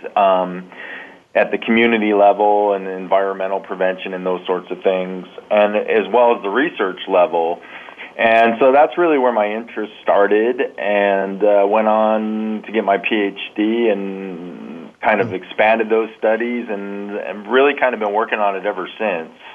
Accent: San Diego, California, United States; now in Columbus, United States; I grew up in San Diego

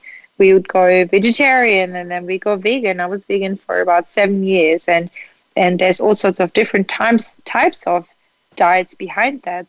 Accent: Germany; moved away; I grew up in Germany

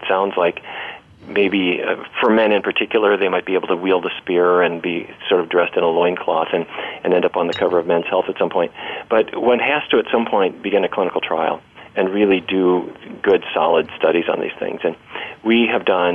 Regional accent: Fargo, North Dakota, United States; I grew up in Fargo, North Dakota.

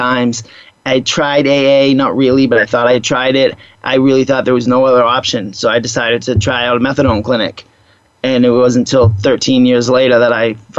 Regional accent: Boston, Massachusetts, United States; moved away; I grew up on the East Coast in Boston

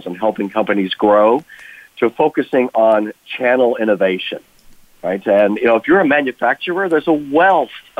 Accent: Colorado Springs, Colorado, United States; my hometown of Colorado Springs

